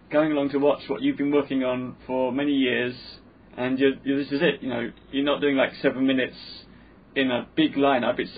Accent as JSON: {"language": "English", "region": "London", "country": "United Kingdom", "tie": "born or raised there", "said": "I grew up in London, massive Pakistani, Indian, um, black kids of all race and colour, Chinese in my class, in my school"}